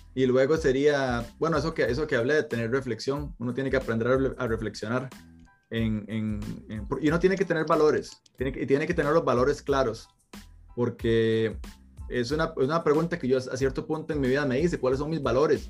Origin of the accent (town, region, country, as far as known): Costa Rica; moved away